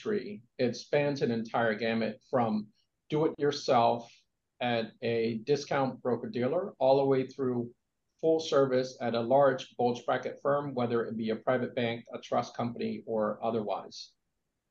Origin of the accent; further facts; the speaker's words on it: Columbia, Maryland, United States; also born or lived in Vietnam; growing up in Columbia, Maryland